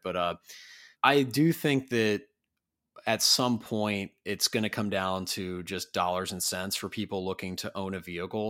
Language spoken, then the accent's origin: English; Columbus, Ohio, United States; I'm actually from Columbus originally